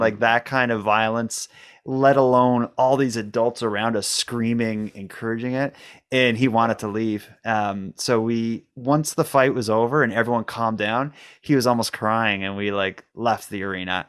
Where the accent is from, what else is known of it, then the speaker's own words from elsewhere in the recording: Cape Breton, Nova Scotia, Canada; we're both from Cape Breton